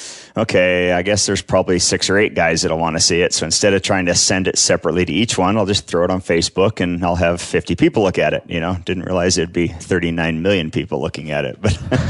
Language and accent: English; Ennis, Montana, United States; I grew up over in Ennis, Montana, in the Madison Valley. Grew up fly fishing the Madison River and hunting the mountains around there